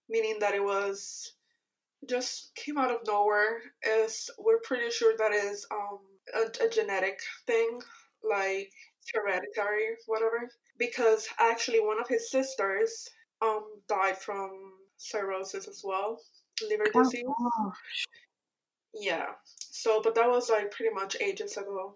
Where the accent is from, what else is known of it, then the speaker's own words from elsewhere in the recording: Puerto Rico; moved away as an adult; I'm from Puerto Rico. I just recently moved here a year ago